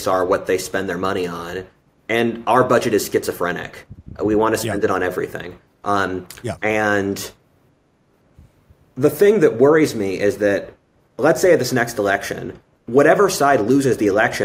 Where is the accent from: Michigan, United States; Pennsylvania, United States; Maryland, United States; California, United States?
Pennsylvania, United States; I'm from Pennsylvania